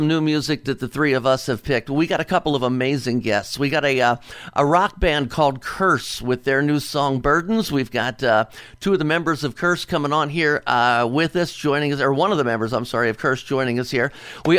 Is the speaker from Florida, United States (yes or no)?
no; Cincinnati, Ohio, United States; I am from Cincinnati, Ohio